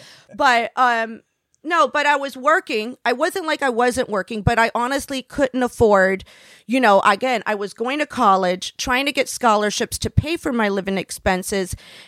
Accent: Florida, United States; I was raised down in Florida.

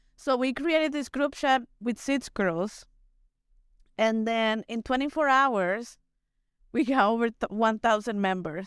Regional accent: Mexico; English is a second language; now in United States; I was born and raised in the city

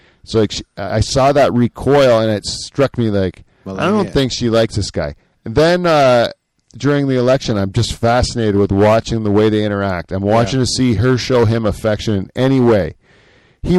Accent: Canada; I'm Canadian

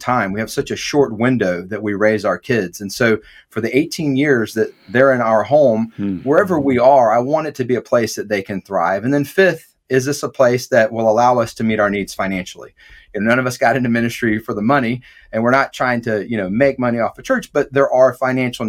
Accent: Atlanta, Georgia, United States; I grew up in Metro Atlanta

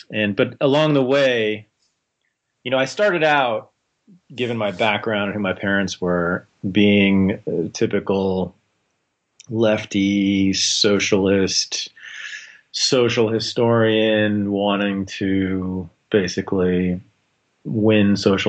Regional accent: Berkeley, California, United States; I was born in Berkeley, California, grew up there in the 70s and 80s.

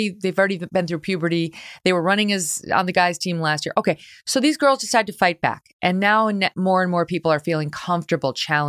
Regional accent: New York, United States; now in Connecticut, United States; I think about girls in my new home state, right? I'm from New York State, but right now living in Connecticut.

